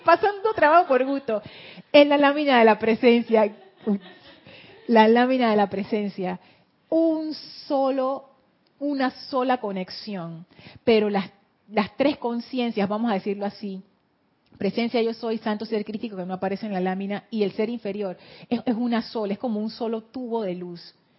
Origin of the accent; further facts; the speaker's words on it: Panama City, Panama; accent: Panama City; Yo hablo con el acento de Ciudad de Panamá pero no es que yo inventé ese acento, yo aprendí a hablar con ese acento